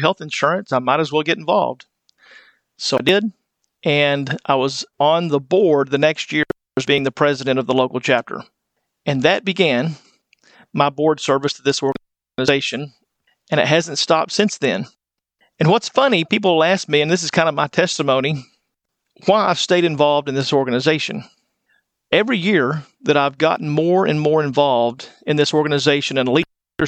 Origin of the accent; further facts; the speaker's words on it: West Texas, United States; moved away as an adult; now in Wichita Falls, United States; I grew up in West Texas